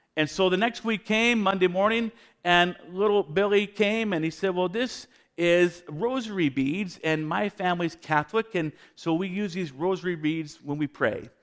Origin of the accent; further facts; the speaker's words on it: Vancouver, British Columbia, Canada; moved away; I'm a dual citizen, Canadian American. My wife is from Spokane. I was born in Vancouver